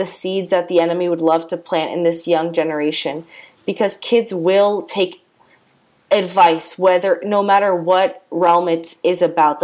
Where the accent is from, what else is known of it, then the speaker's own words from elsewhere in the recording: Coral Springs, Florida, United States; also born or lived in Palm Beach County, Florida; I am from South Florida. I grew up in South Florida in Coral Springs area, so Broward County.